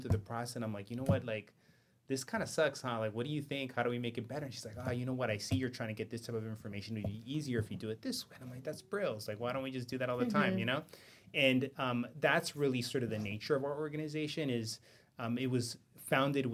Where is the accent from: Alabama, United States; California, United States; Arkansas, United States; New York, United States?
California, United States; West Covina; also born or lived in East Los Angeles; I was born in East L.A. and I grew up in West Covina